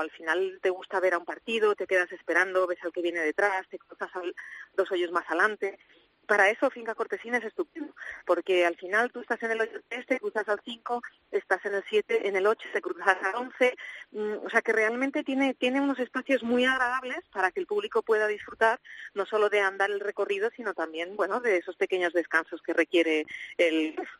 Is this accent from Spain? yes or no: yes; Spain; todos los españoles